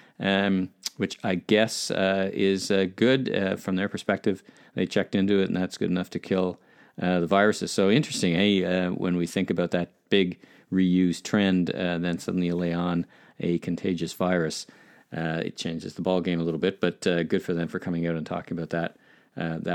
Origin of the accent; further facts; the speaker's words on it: Ottawa, Ontario, Canada; from my hometown of Ottawa